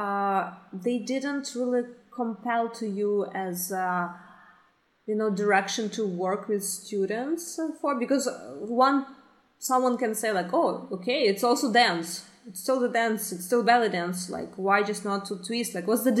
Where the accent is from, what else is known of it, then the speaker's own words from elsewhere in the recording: Ukraine; moved away as an adult; now in Canada; I'm originally from Ukraine, and I started belly dancing in Ukraine